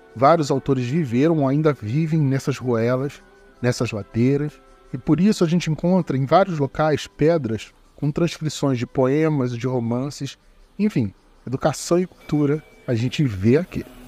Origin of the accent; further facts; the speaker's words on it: Rio de Janeiro, Brazil; Como bom carioca